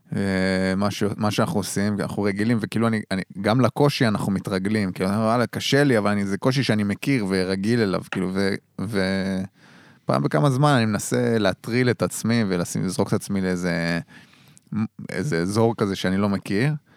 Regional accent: Dor, Haifa District, Israel; moved away; יום שישי חוזר לצפון, זה המקום שלי שם, כאילו גדלתי כן. במושב דור

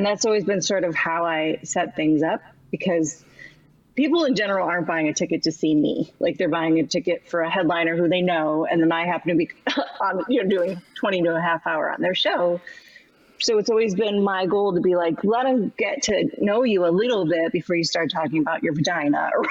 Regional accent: Buffalo, New York, United States; I'm from there

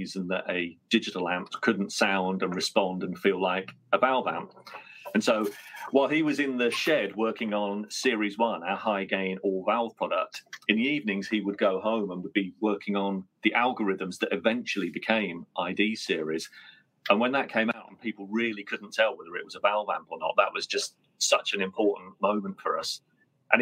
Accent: Colchester, East of England, United Kingdom; now in Northampton, United Kingdom; from Colchester, which is Britain's oldest town

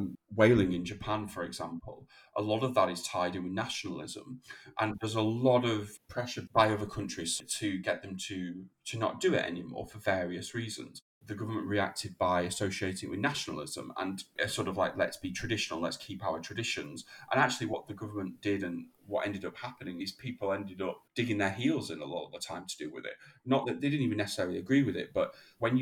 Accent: England, United Kingdom; as English people or Brits

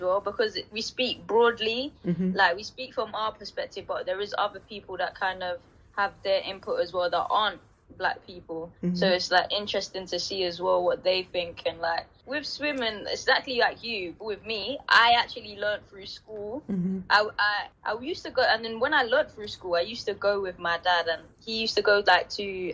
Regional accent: London, United Kingdom; I grew up in Deptford, and I now live still locally

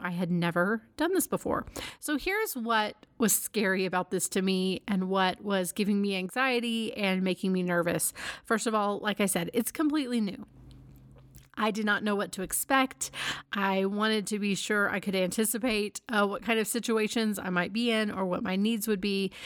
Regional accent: Dallas, Texas, United States; moved away; Dallas is my hometown

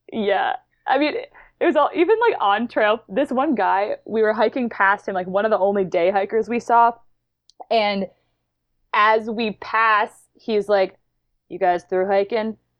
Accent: New York, United States; I grew up in, I'm from New York, and I've kinda grown up in the Adirondacks

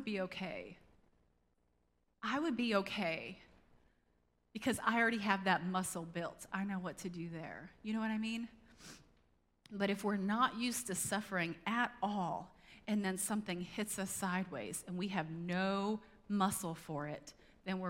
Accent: United States; as American Christians

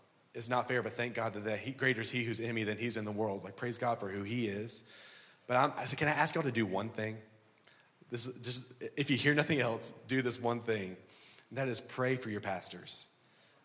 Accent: Louisiana, United States; moved away; also born or lived in Birmingham, Alabama; I was raised in Louisiana, and so I'm an LSU Tiger

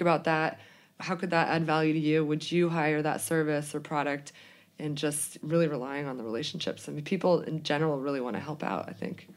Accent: Boulder, Colorado, United States; growing up in Boulder, Colorado, it was always very environmentally conscious

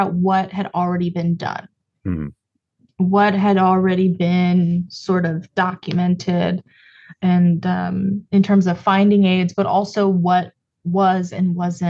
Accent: Cleveland, Ohio, United States; I'm from Cleveland originally

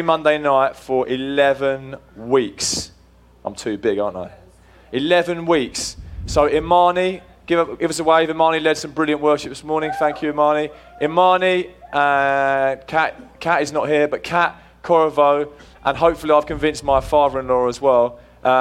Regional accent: England, United Kingdom; moved away as an adult; now in United States; I am actually English

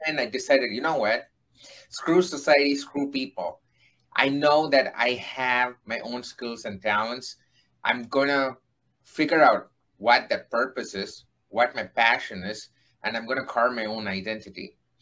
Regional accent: India; moved away as an adult; now in United States; I am an Indian who uh-huh. came to United States to do my master's

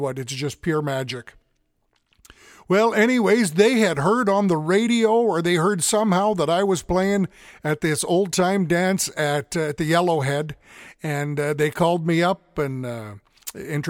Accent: St. Paul, Alberta, Canada; also born or lived in Edmonton; I come from St. Paul, Alberta, up in cold Canada here in December

